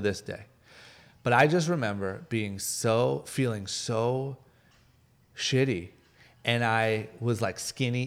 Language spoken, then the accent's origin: English; Akron, Ohio, United States; moved away as an adult; now in Los Angeles, United States; a guy from Akron, Ohio, like middle of nowhere, skipped college, moved